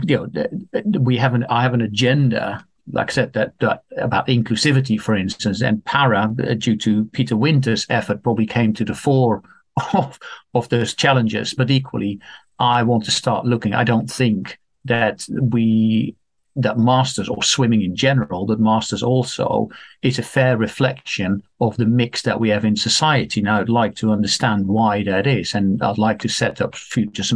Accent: Netherlands; moved away as an adult; I'm Dutch. I grew up in Holland. I was born there, grew up there, lived there for my first 30 years or so

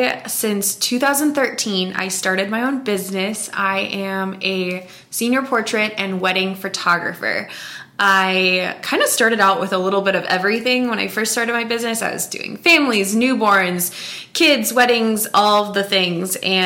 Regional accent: Columbia, South Dakota, United States; So I grew up about 15 miles north of Aberdeen. I am South Dakota born and raised. I have never left and I love it, but definitely, a true South Dakotan. Grew up in a small town

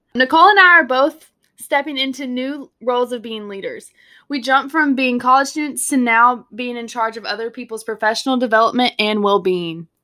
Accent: Texas, United States; I was born and raised in Texas

